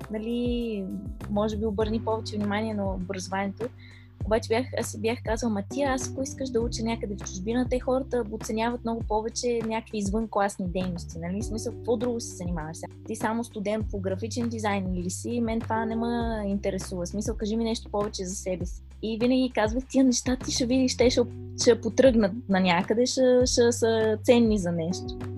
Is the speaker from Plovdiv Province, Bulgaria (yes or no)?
no; Pleven, Pleven Province, Bulgaria; now in Nanjing, China; съм от Плевен, България, обаче в момента се намирам в Нанджинг, Чайна, Китай.